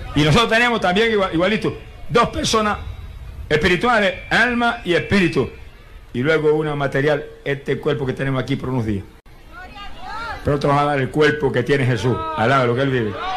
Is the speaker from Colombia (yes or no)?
no; Puerto Rico